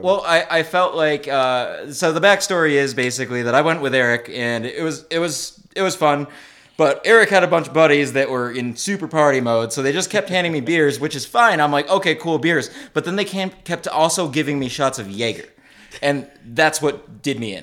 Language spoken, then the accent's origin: English; Massachusetts, United States; I'm, I'm from Massachusetts, so I butcher most words.